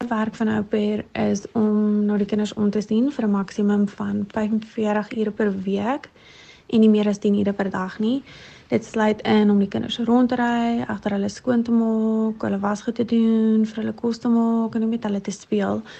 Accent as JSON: {"language": "Afrikaans", "region": "Free State", "country": "South Africa", "also_born_or_lived": "United States", "moved": "as an adult", "said": "Ek is 26 en oorspronklik van die Vrystaat af."}